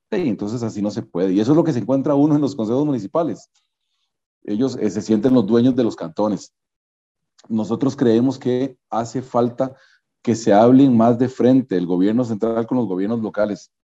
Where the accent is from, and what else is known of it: Costa Rica